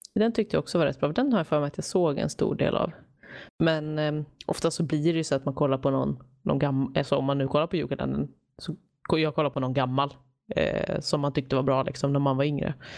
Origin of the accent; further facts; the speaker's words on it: Stockholm, Stockholm County, Sweden; now in Gothenburg, Sweden; Jag är ju från Stockholm, men jag bor ju i Göteborg, så jag åker alltid hem över jul också